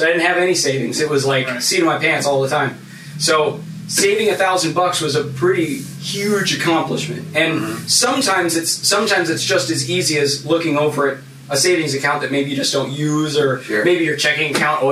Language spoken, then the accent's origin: English; Phoenix, Arizona, United States; I grew up in Central Phoenix, very impoverished part of the city